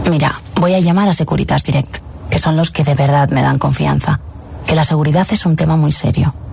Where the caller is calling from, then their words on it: Madrid, Community of Madrid, Spain; Soy … desde Madrid.